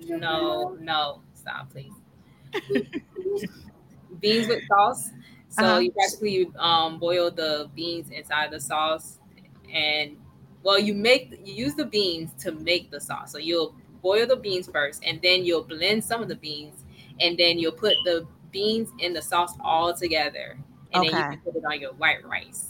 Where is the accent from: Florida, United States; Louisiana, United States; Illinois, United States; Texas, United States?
Florida, United States; also born or lived in Delaware / Haiti / Orlando, Florida; I was raised here in Florida because I came from Delaware. That's where I was born. And then I spent a few years in Haiti, came back to Delaware, and then came to Florida.